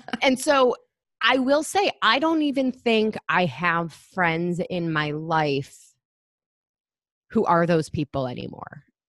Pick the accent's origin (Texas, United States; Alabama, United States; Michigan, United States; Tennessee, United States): Michigan, United States; moved away as an adult; now in New York City, United States; I grew up in Michigan.